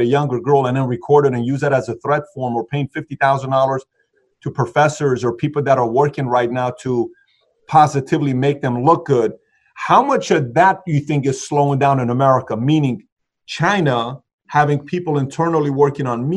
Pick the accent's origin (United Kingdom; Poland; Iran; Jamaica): Iran; moved away; I'm from Iran